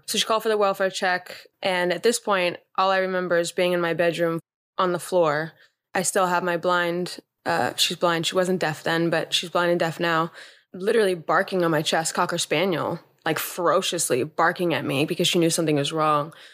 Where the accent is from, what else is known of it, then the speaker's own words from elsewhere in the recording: Los Angeles, California, United States; I grew up in Los Angeles